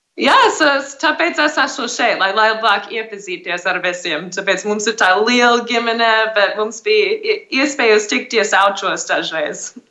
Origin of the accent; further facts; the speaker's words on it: Arizona, United States; moved away as an adult; also born or lived in India / South Africa; now in Riga, Latvia; es uzaugu Arizonas štatā ASV